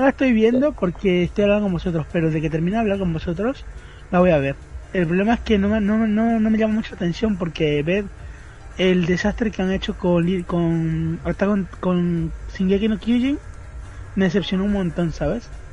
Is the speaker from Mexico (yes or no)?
no; Spain; yo, siendo español